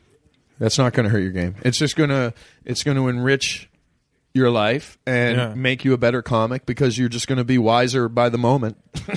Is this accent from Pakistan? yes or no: no; Ottawa, Ontario, Canada; now in Los Angeles, United States; I'm from Ottawa, man, and when I lived in Ottawa, I loved foreign films. I hate foreign films now, man. I live in L.A.